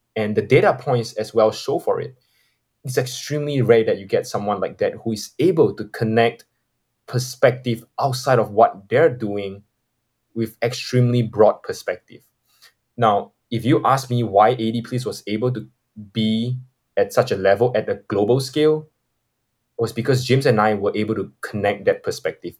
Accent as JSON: {"language": "English", "country": "Singapore", "said": "I'm from Singapore"}